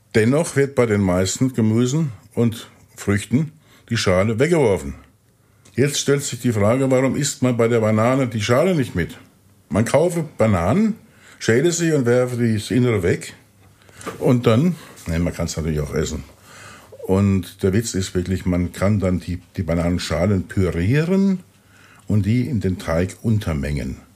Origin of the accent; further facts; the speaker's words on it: Pirmasens, Rhineland-Palatinate, Germany; in Pirmasens, wo ich herkomme